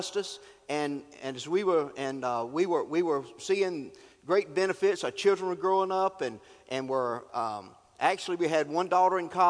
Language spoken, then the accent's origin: English; North Carolina, United States; I'm from North Carolina